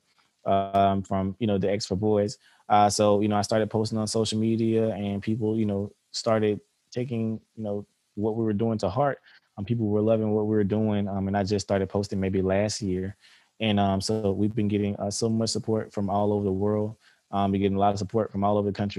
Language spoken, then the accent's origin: English; Albany, Georgia, United States; I'm from Albany, Georgia. I grew up here in Albany, Georgia